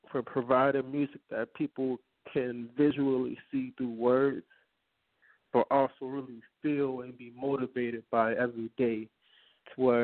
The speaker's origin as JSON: {"language": "English", "town": "New Orleans", "region": "Louisiana", "country": "United States", "said": "I'm from New Orleans. That's a whole jungle."}